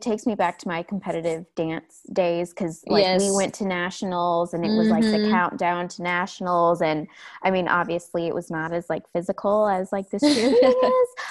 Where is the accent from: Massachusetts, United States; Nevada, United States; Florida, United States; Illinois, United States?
Illinois, United States; Chicago; also born or lived in Texas; now in Nashville, United States; I'm from Chicago. I wouldn't ever really say that I'm from Texas. I lived in Texas for a while